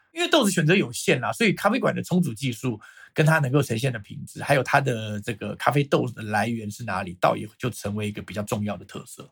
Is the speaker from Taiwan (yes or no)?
yes; Taiwan; 我是来自台湾的